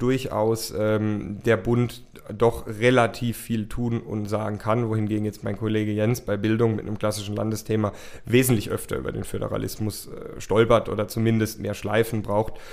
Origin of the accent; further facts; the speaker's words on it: Rhineland-Palatinate, Germany; also born or lived in United States; es wird doch die Pfalz und es wird doch ähm, mein Heimatort